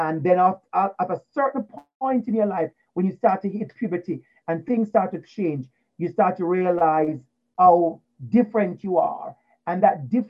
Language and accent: English; Portmore, Saint Catherine, Jamaica; moved away; I grew up in Portmore in Waterford.